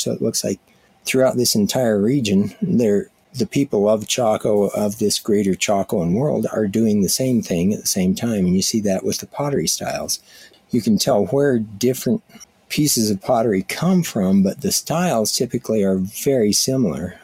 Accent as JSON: {"language": "English", "region": "Colorado", "country": "United States", "tie": "born or raised there", "also_born_or_lived": "Tohatchee, New Mexico", "moved": "as an adult", "said": "I grew up in Colorado"}